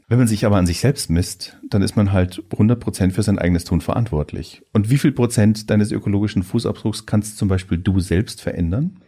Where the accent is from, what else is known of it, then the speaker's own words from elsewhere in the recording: Germany; wir als Deutsche